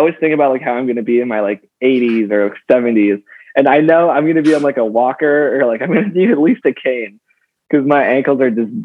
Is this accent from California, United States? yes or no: yes; Los Angeles, California, United States; I grew up